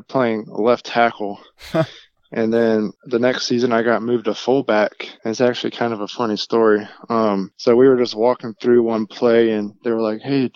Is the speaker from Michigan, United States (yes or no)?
no; Manvel, Texas, United States; I grew up in Manville, Texas. It's about 15, 20 minutes south of Houston